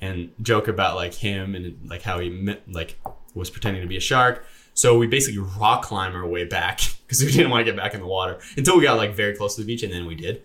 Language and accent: English; Canada; moved away; I'm Canadian